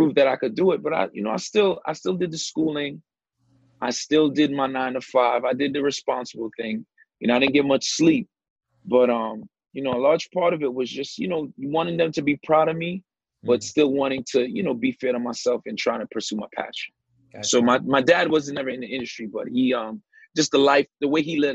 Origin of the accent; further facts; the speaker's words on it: New York City, New York, United States; I grew up in the Brownsville section of Brooklyn